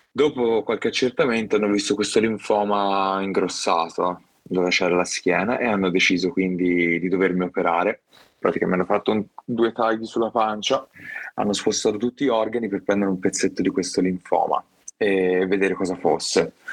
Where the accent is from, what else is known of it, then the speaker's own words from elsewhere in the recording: Viareggio, Tuscany, Italy; mi piacciono, mi piacciono e vengo da Viareggio, soprattutto Viareggio nel cuore tutta la vita ormai